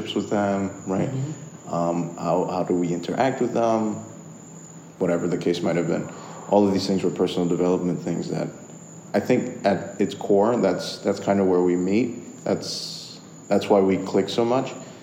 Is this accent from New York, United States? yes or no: yes; New York, United States; I was born in New York